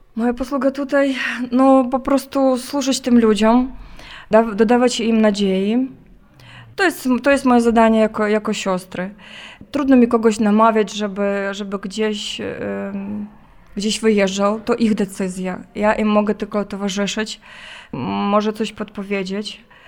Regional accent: Zhytomyr, Zhytomyr Oblast, Ukraine; moved away as an adult; now in Kyiv, Ukraine; ja jestem Ukrainką, pochodzę z Żytomierza, a w, w, danej chwili pracuję, służę w Kijowie

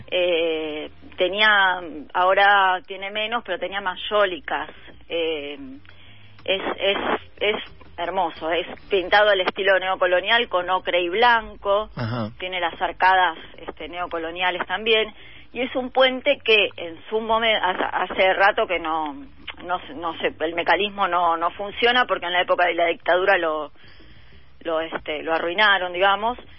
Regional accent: Buenos Aires, Argentina; muchos de los que vivimos en la zona sur y en mm. Pompeya es pertenencia. Viste, pasa esa cosa de, sí, soy de Pompeya

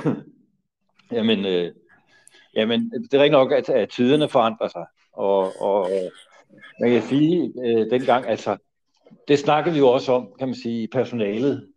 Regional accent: Copenhagen, Capital Region of Denmark, Denmark; jeg er jo også miljøskadet af min opvækst inde på Nørrebro

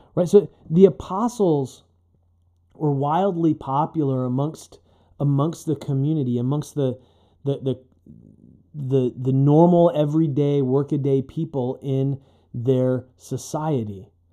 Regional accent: United States; modern American Christians

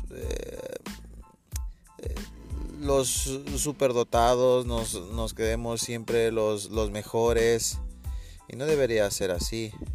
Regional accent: Ecuador; yo soy de Ecuador

